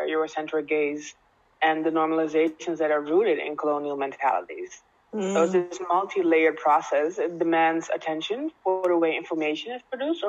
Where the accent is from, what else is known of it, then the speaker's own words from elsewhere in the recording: Netherlands; I was born and raised in the Netherlands